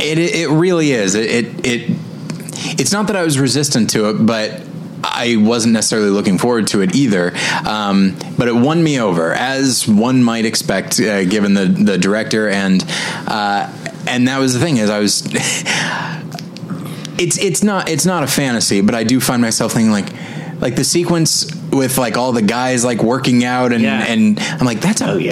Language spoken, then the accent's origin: English; Taft, California, United States; moved away; my home my hometown of uh, Taft, California